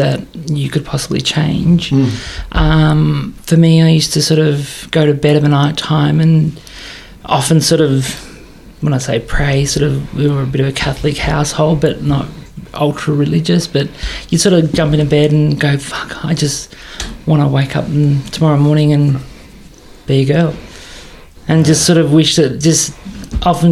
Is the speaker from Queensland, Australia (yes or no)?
no; Scoresby, Victoria, Australia; I grew up in Scoresby